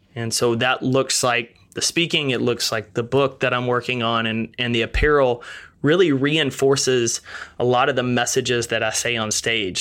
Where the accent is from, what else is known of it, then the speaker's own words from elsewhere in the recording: East Texas, United States; I grew up in East Texas, a small town of about thirteen thousand people